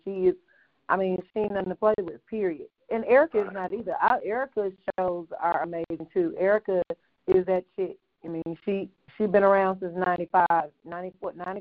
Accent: Mississippi, United States; moved away; also born or lived in Texas; I grew up in Mississippi, lived in Texas

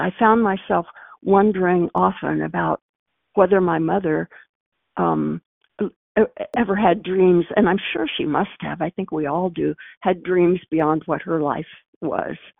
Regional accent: Missouri, United States; moved away; when I was a girl growing up in Missouri

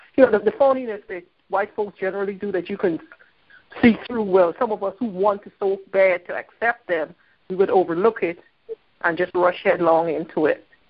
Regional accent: Philadelphia, Pennsylvania, United States; I'm from Philadelphia

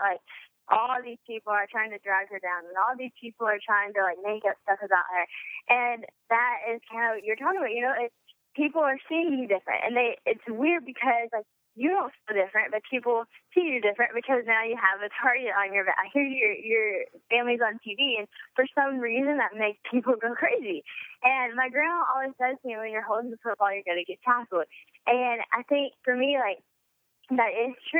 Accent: Louisiana, United States; growing up in Louisiana

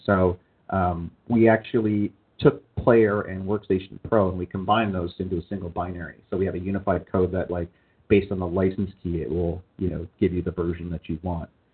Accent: Canada; moved away as an adult; now in California, United States; I am a Canadian citizen.

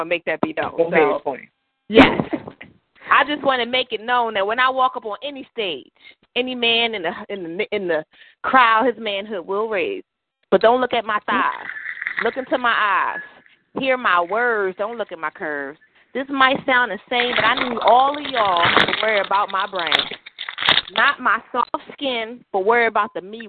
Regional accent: Philadelphia, Pennsylvania, United States; now in New York, United States; I'm a Philadelphian. Philly all day, every day

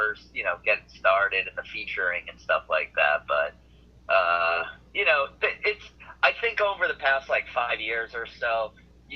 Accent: Milton, Massachusetts, United States; moved away as an adult; also born or lived in New York City; I'm from Milton, Massachusetts, Boston. I grew up here

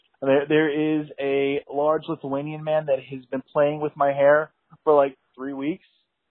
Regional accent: Ireland; I mean, I'm Irish.

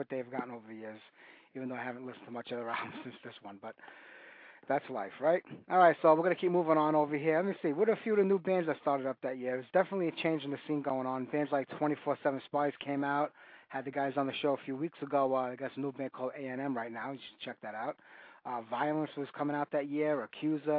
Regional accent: New York City, New York, United States; my hometown of New York

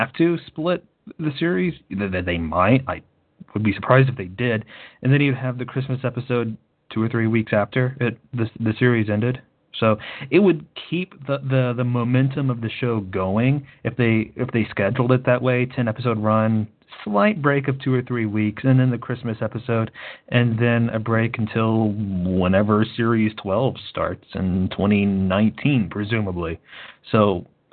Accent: United States; being an American, having grown up with major networks, ABC, CBS, NBC

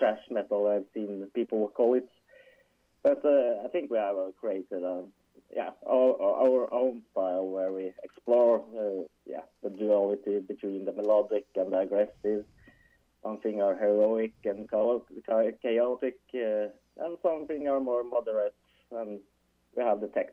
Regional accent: Trondheim, Trøndelag, Norway; I am from Trondheim, or we are living in Trondheim. It's basically just in the middle of Norway

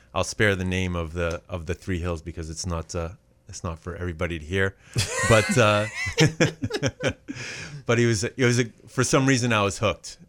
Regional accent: Auburn, Maine, United States; also born or lived in Los Angeles; now in Cape Elizabeth, United States; I grew up here in Auburn, just a stone's throw away from where we're recording

